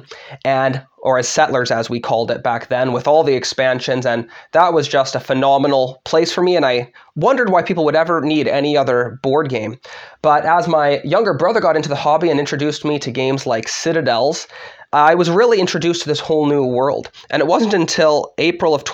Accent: Vancouver, British Columbia, Canada; moved away as an adult; now in Michigan, United States; I'm originally from Vancouver, Canada. I came here for seminary

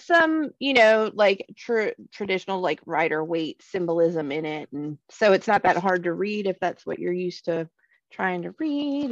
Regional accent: Alabama, United States; moved away; growing up in Alabama

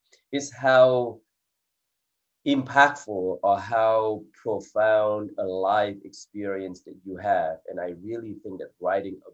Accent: Silicon Valley, California, United States; also born or lived in England; I grew up in Silicon Valley in California

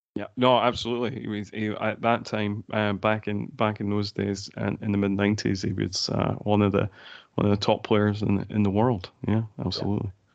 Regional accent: Scotland, United Kingdom; there were certain parts in Scotland, including my hometown

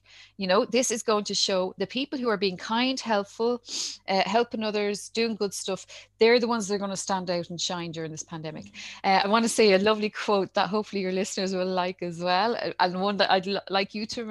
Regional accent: Dublin, Leinster, Ireland; also born or lived in Ballymun, Dublin; I grew up in Talla.

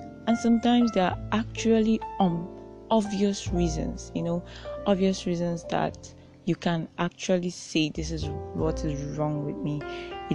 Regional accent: Nigeria; especially as a Nigerian

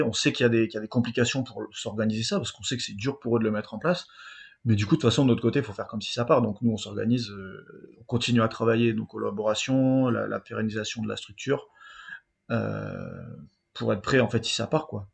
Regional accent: south-west France, France; on vient du Sud-Ouest

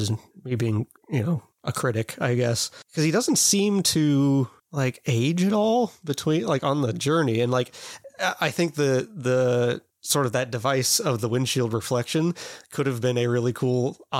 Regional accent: Kansas, United States; maybe this is just because I'm from Kansas

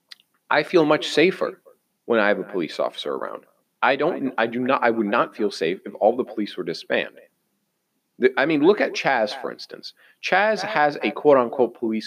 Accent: United States; I am American.

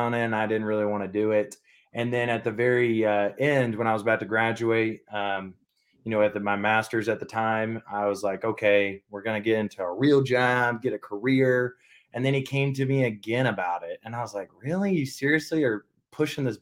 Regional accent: Alabama, United States; moved away; also born or lived in Georgia; I'm from Alabama

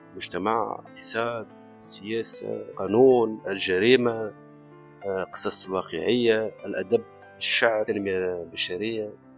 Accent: Tunisia; عندنا في تونس

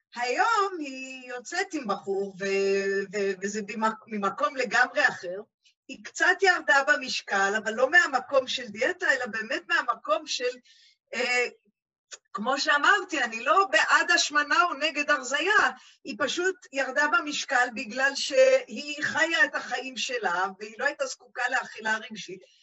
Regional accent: Jerusalem, Jerusalem District, Israel; אני ירושלמית

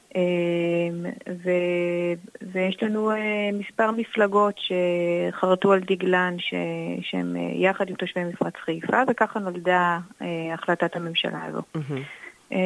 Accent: Jordan Valley, Northern District, Israel; moved away as an adult; also born or lived in Haifa; אני גדלתי בעמק הירדן, שהוא מקום מאוד מאוד נקי ופסטורלי

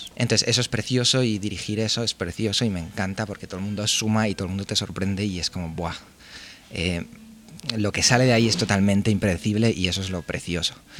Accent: Barcelona, Catalonia, Spain; also born or lived in Pamplona; soy de Barcelona

